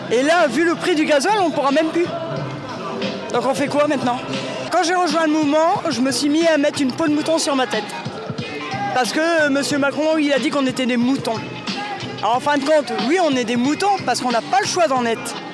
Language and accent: French; Hauts-de-France, France; Je viens d'à côté de Noyon. Un petit village, un hameau de, euh, à côté de Noyon, qui est relié à Noyon.